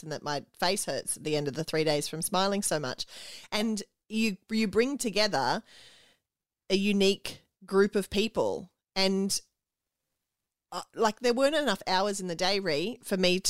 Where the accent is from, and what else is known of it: Australia